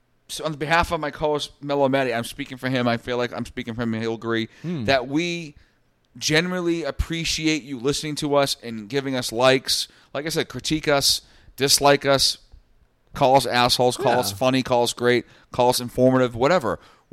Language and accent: English; Massachusetts, United States; considering we're from Massachusetts.